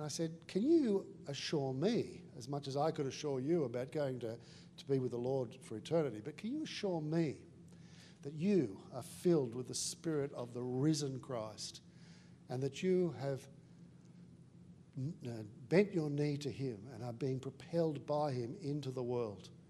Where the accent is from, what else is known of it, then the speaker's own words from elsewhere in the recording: Australia; I'm also Australian